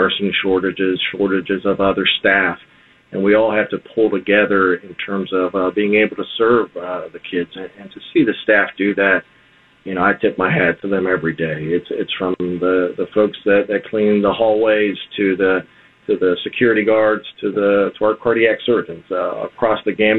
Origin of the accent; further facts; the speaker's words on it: Miami, Florida, United States; I grew up here in Westchester, right stones throw away from here, off the Coralway and the Palmetto.